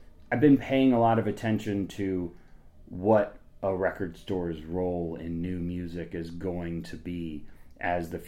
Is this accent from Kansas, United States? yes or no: yes; Topeka, Kansas, United States; also born or lived in Washington, D.C. / Chicago; now in Lawrence, United States; I'm from Topeka, Kansas